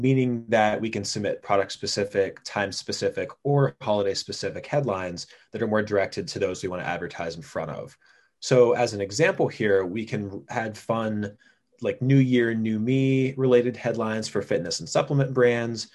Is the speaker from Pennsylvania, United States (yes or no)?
yes; Pennsylvania, United States; my home state of Pennsylvania